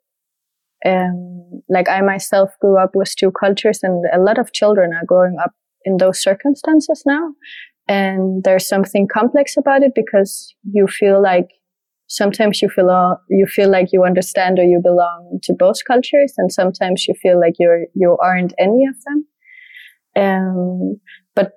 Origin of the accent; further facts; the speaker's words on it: Denmark; first language French and Danish; English is a second language; moved away; also born or lived in Asturias; my French is my mother tongue from my mother's side, and then Danish from my father's side, and growing up in Denmark